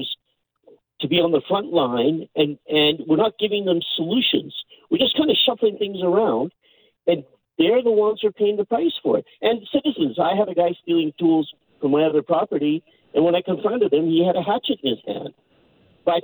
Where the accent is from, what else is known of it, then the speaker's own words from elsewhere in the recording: Burnaby, British Columbia, Canada; I'm born and raised in Burnaby, 64 years